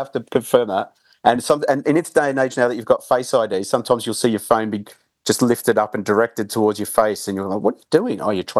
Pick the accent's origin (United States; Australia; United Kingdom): Australia; moved away; Well, growing up in Australia, I was a big rock pool forager.